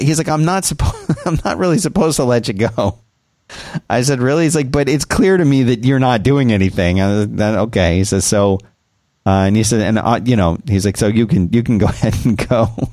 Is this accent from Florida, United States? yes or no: no; Texas, United States; us Texans